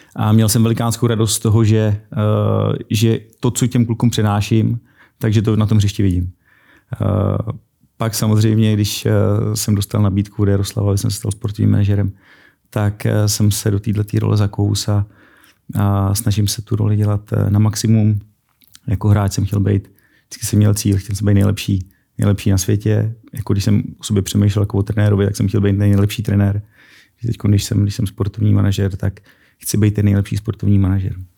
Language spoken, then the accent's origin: Czech; Prague, Czechia; těšil jsem se, že se vrátím domů, protože jsem z Prahy